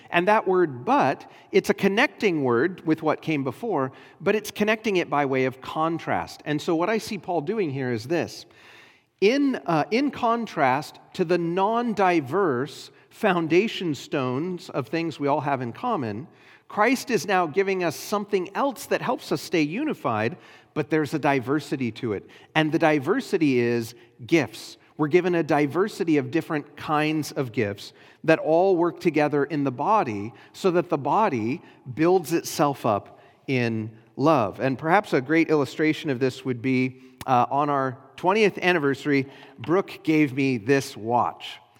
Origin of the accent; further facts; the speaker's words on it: United States